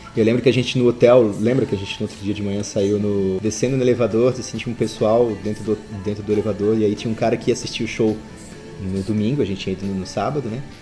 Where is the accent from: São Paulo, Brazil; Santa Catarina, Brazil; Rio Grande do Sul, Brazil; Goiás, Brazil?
Santa Catarina, Brazil; Florianópolis; eu sou de Florianópolis